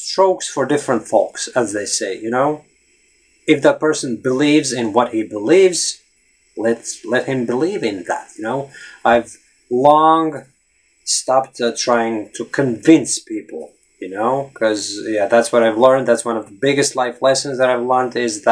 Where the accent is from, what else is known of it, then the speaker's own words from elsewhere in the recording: Latvia; English is a second language; I'm from Latvia